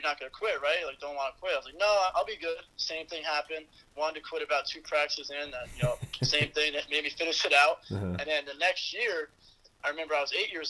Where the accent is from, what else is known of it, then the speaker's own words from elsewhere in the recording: Poughkeepsie, New York, United States; moved away as an adult; also born or lived in Houston, Texas; I'm from Poughkeepsie, New York